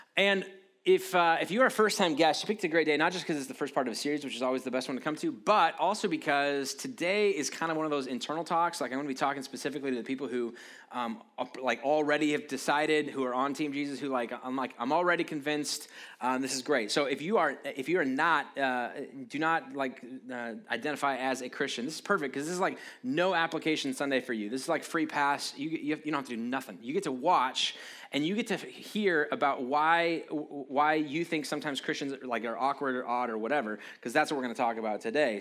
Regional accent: United States; I'm proud to be an American

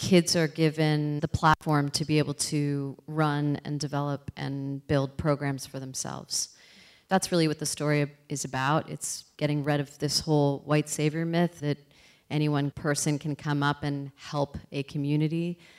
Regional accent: Toronto, Ontario, Canada; I'm from Toronto

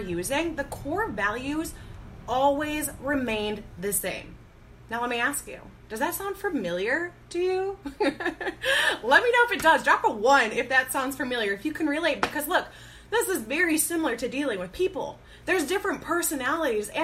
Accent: Chicago, Illinois, United States; I am from the Chicago area

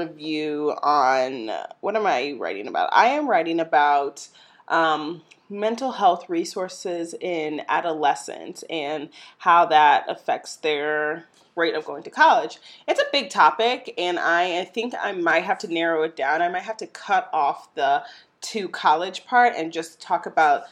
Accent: St. Louis, Missouri, United States; my hometown, St. Louis, Missouri

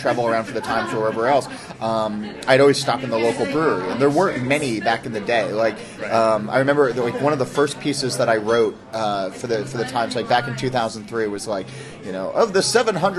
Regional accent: New Jersey, United States; New Jersey where I grew up

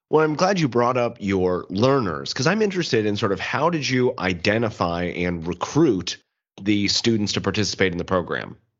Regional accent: Kansas City, Missouri, United States; I'm I'm from Kansas City, Missouri

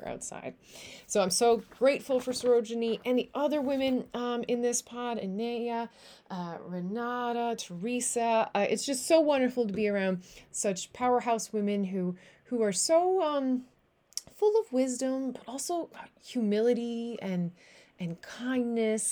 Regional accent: Newfoundland and Labrador, Canada; moved away; I am a Newfoundlander and Canadian coming to you from a city just south of the Netherlands

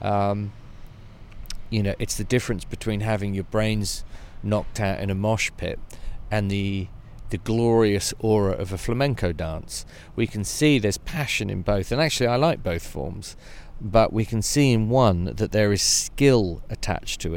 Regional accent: Devon, South West England, United Kingdom; I come from Devon in the United Kingdom.

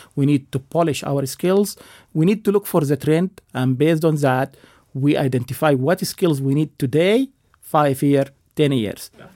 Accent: United States; as an American

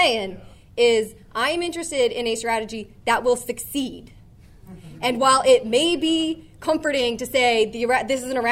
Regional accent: rural Minnesota, United States; moved away; my hometown, rural Minnesota

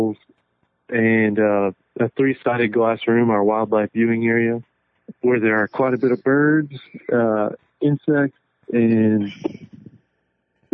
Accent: West Texas, United States; moved away as an adult; also born or lived in Maine / Wyoming; I'm from West Texas, and I finally came back

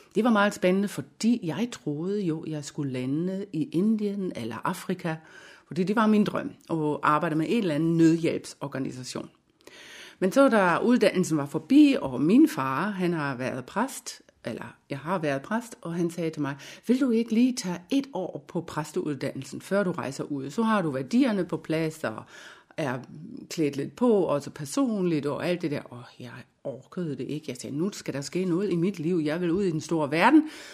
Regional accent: Germany; Danish is a second language; moved away as an adult; now in Denmark; Jeg har jo en lille accent, det kan jeg ikke øh, nægte, jeg har. Jeg er nemlig en øh, væskeægte tysker. Så jeg kom til, til Danmark i 1989

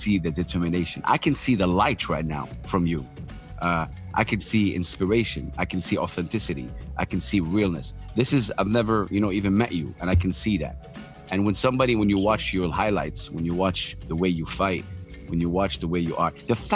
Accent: Saudi Arabia; I'm from Saudi Arabia

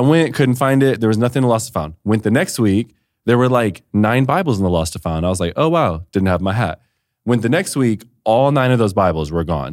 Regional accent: Detroit, Michigan, United States; now in Austin, United States; I'm from Detroit

